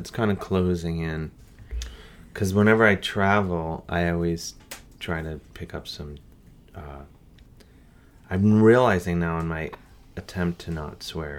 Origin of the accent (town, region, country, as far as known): Cleveland, Ohio, United States; born or raised there